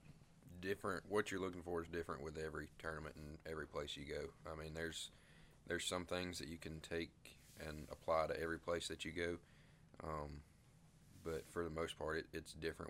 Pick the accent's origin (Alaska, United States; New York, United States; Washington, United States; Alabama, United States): Alabama, United States; Montevallo; I'm from Montevallo, and I'm a senior this year.